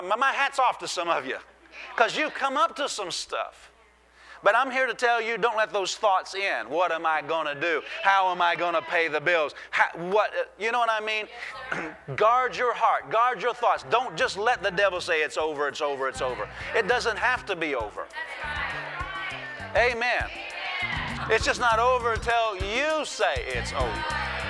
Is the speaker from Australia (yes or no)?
no; Iowa, United States; I grew up in Iowa.